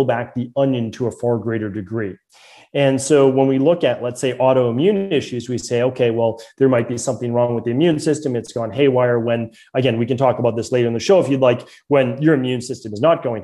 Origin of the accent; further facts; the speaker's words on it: Medford, Massachusetts, United States; accent: Boston; growing up in Medford, Massachusetts